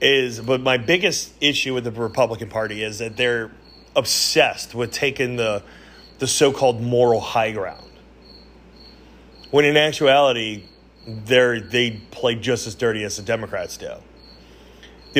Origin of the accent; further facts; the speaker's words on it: United States; we as Americans